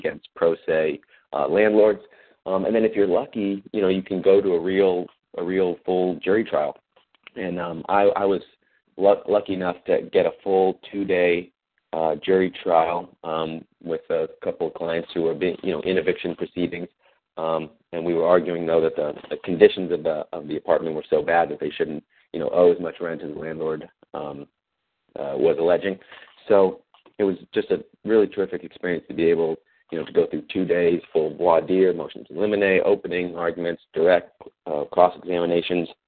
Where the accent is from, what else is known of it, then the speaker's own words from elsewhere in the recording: Oakland, California, United States; moved away as an adult; also born or lived in Washington, D.C.; I'm originally from Oakland, California.